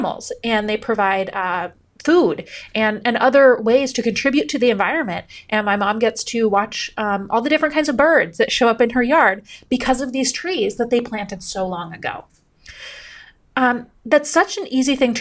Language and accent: English; Upper Peninsula of Michigan, United States; moved away; when I was a kid, I grew up in the Upper Peninsula of Michigan